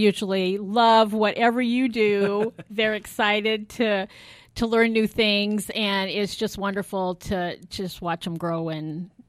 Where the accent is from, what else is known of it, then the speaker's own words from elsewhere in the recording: South Bend, Indiana, United States; Okay, so I'm local. I was born right here in South Bend.